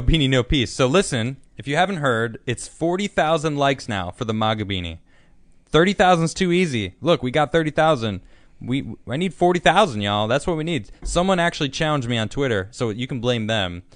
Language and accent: English; Chicago, Illinois, United States; We're from Chicago